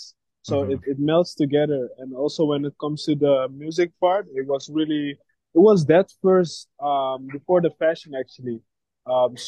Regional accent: Amsterdam, North Holland, Netherlands; Born and raised in Amsterdam

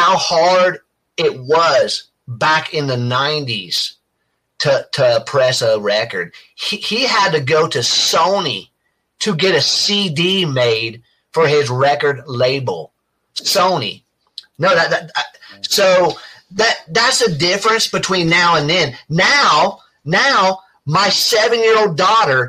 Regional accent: Dayton, Ohio, United States; I grew up near Cincinnati in Dayton, Ohio.

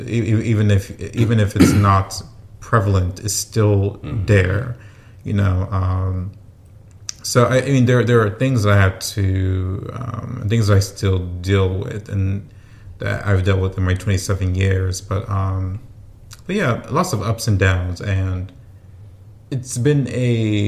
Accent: Houston, Texas, United States; Born and raised in Houston, Texas. Well, the Houston area anyways

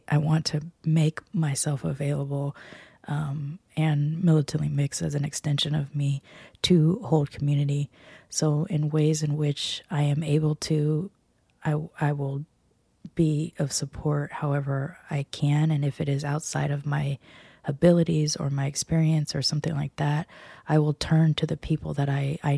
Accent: United States; us as American-born

